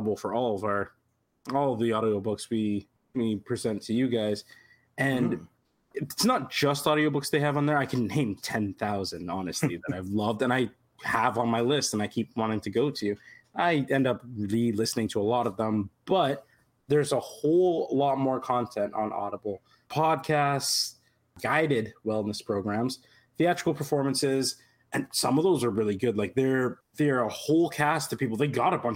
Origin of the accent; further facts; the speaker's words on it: Toronto, Ontario, Canada; I'm from Toronto